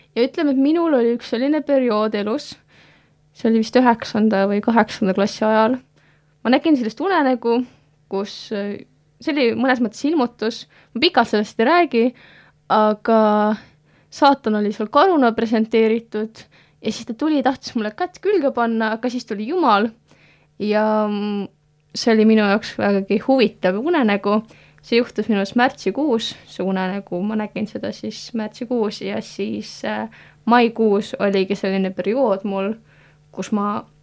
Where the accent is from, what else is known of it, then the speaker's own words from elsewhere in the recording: Tallinn, Harju County, Estonia; moved away as an adult; now in Tartu, Estonia; ma samamoodi Tallinnas kasvasin üles